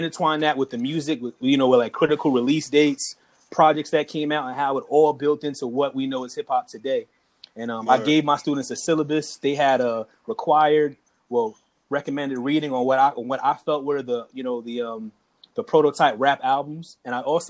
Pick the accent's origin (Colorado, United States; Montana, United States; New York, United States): New York, United States; Queens and Long Island; I'm from Queens and Long Island